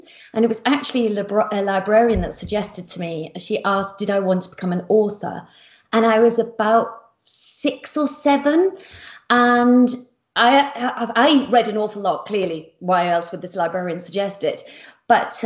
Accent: Yorkshire and the Humber, United Kingdom; I come from Yorkshire in the northeast of England, and I describe my family as very ordinary

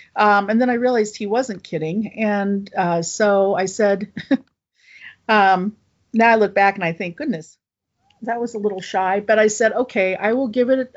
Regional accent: Appalachia, United States; I could set it in my home state, but also Appalachia and draw on, uh, you know, kind of my roots

